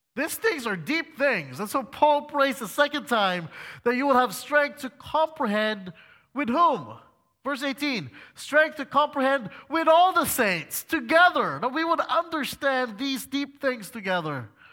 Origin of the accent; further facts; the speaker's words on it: Philippines; moved away; also born or lived in China; I, as a Filipino, was actually teaching at a Christian school located in China